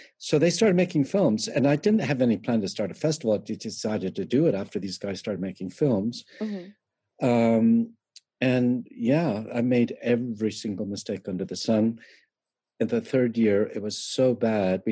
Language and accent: English; Canada; moved away; I am Canadian